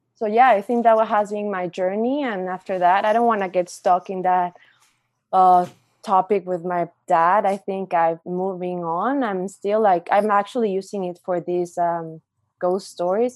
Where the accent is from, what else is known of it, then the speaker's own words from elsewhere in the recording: Mexico; moved away as an adult; also born or lived in Calgary, Canada; now in Windsor, Canada; I'm from Mexico. I've been in Canada almost four years now.